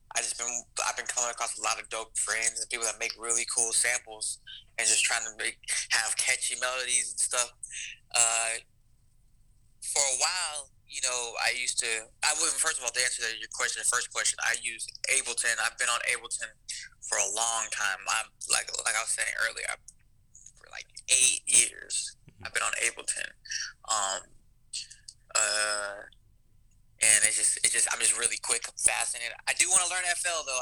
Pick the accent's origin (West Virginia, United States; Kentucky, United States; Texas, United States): Texas, United States; San Antonio; now in Los Angeles, United States; I live in Los Angeles, but I am originally from San Antonio, Texas. So I, I definitely represent Texas.